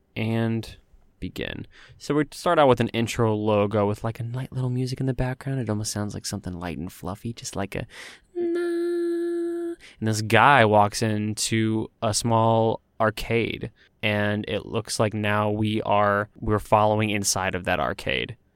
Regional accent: Texas, United States; moved away as an adult; now in Los Angeles, United States; I moved from my home state of Texas to pursue my dreams in Los Angeles

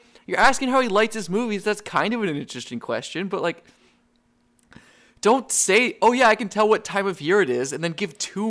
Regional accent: New England, United States; I'm from New England

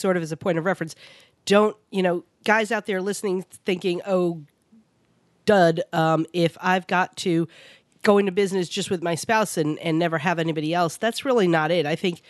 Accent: New York, United States; I know in Virginia, because we grew up in New York, and over most of the country, our squirrels are gray to grayish black.

